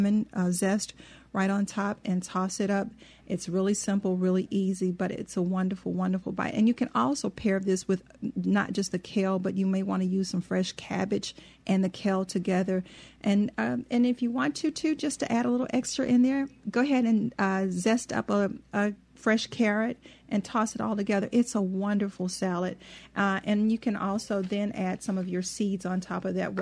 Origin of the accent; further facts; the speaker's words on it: Mississippi, United States; I'm a traditional Southern cook. You know, I'm born and raised in Mississippi.